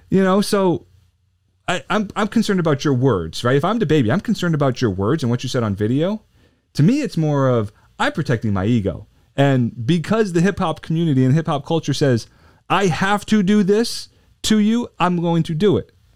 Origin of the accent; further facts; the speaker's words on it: New Jersey, United States; I grew up in South Jersey, about ten minutes outside of Philly